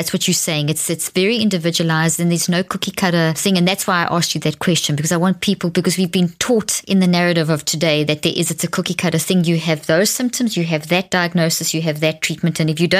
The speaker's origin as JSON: {"language": "English", "country": "South Africa", "accent": "South African", "moved": "yes", "lives_now": "United States", "said": "I'm from South Africa, but I live in the States."}